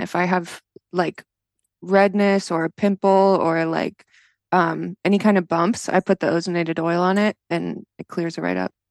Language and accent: English; Florida, United States; moved away as an adult; also born or lived in New Jersey; when I was growing up here